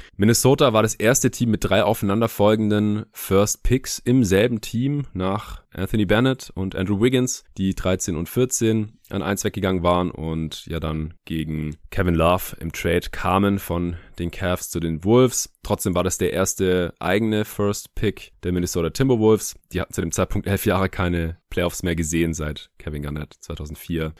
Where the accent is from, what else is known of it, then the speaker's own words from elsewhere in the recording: Stuttgart, Baden-Württemberg, Germany; now in Berlin, Germany; in meiner alten Heimat in Stuttgart